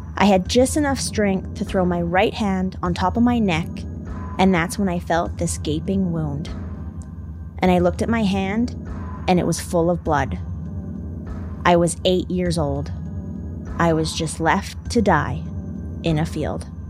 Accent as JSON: {"language": "English", "country": "Canada", "said": "I'm Canadian"}